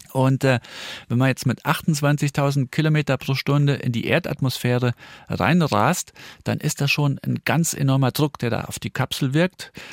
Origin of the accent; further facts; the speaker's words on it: northern Saarland, Germany; ich komme ja aus dem Nordsaarland